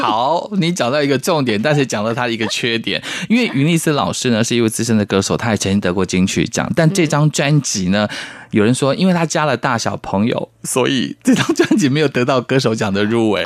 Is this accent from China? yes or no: no; Taiwan; 我也是台湾人